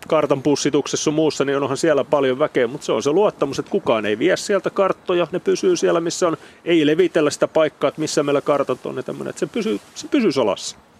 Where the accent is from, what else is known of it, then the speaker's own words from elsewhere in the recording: Turku, Southwest Finland, Finland; en ole Paimiosta kun tuun Turusta